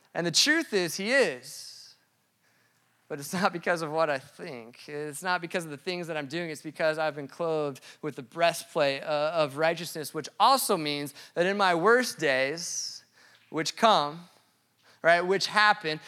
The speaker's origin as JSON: {"language": "English", "region": "Colorado", "country": "United States", "tie": "born or raised there", "said": "I grew up in Colorado"}